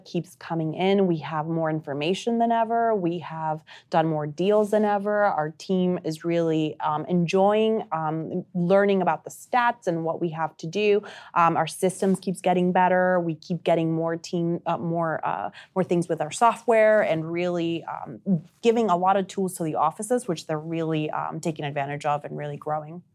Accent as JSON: {"language": "English", "country": "Uruguay", "first_language": "Spanish", "second_language": "English", "moved": "yes", "said": "I'm originally from South America. I'm from Uruguay."}